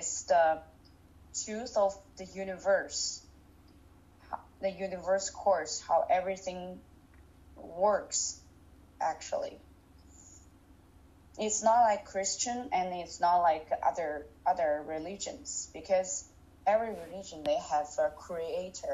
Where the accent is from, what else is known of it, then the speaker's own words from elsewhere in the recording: Hangzhou, Zhejiang, China; I'm from Hangzhou, China.